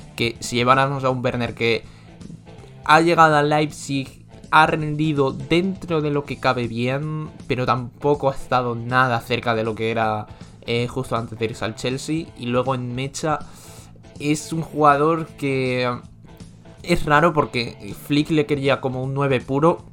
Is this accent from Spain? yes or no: yes; Spain; yo como español